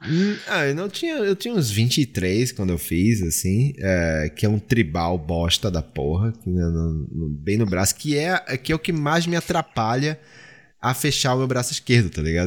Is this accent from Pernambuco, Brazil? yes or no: yes; Pernambuco, Brazil; na minha terra